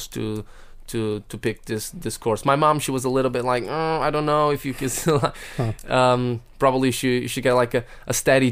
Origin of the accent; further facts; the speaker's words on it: Porto, Norte, Portugal; moved away as an adult; now in Wales, United Kingdom; my hometown, actually, because I'm from Porto, which is the north of Portugal.